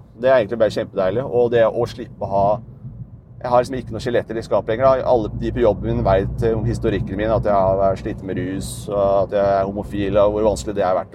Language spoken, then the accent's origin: Norwegian; Dokka, Innlandet, Norway; moved away; Dokka, der jeg er fra